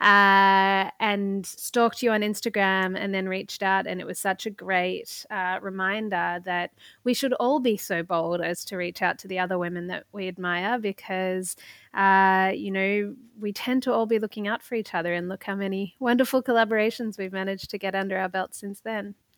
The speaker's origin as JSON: {"language": "English", "country": "Australia", "moved": "as an adult", "lives_now": "New York, United States", "said": "I'm not o-, originally, uh, from New York. I came here from Australia in order to do a Masters of Public Administration."}